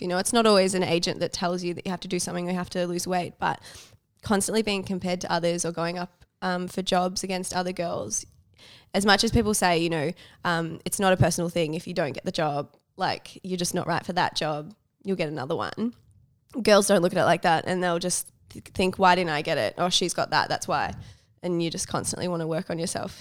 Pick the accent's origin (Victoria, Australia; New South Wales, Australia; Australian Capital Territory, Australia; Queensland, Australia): Victoria, Australia; Melbourne; also born or lived in New York; I grew up in Melbourne